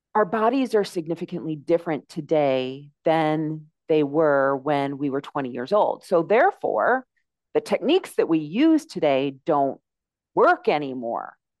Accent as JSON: {"language": "English", "country": "United States", "moved": "as an adult", "lives_now": "Mexico", "said": "my accent, you can probably tell that I am from the United States"}